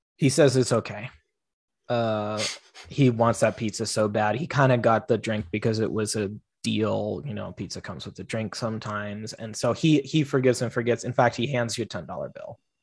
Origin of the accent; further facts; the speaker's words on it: Federal Way, Washington, United States; I tell people I'm from Seattle, but I'm really from Federal Way